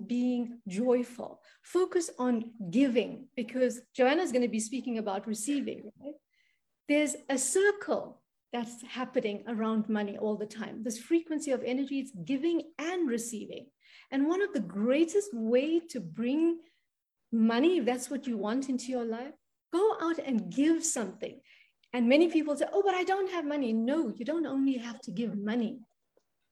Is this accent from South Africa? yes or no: yes; South Africa; I come from South Africa. I come from a crazy country down here